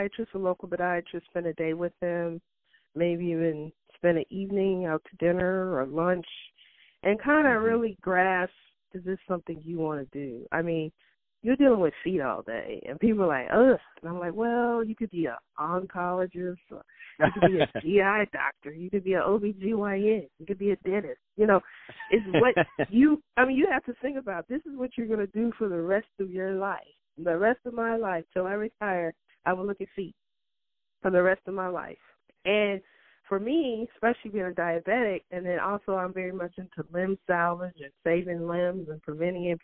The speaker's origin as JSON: {"language": "English", "region": "Louisiana", "country": "United States", "also_born_or_lived": "Cleveland", "said": "Louisiana, my home state"}